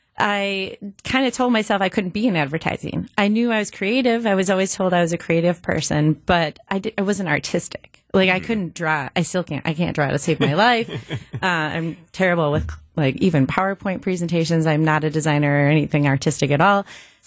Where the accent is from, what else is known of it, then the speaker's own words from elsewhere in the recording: Grafton, Wisconsin, United States; So I'm from the area. I grew up in Grafton. I'm a proud University of Wisconsin-Milwaukee alum.